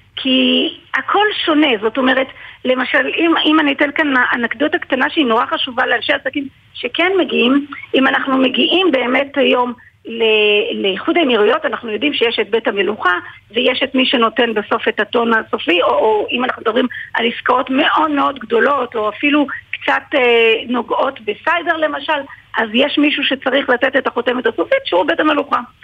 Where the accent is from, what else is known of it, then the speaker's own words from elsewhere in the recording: Israel; אני נאמתי בכנס בריאד של הסקיוטי מידל איסט אה, כישראלית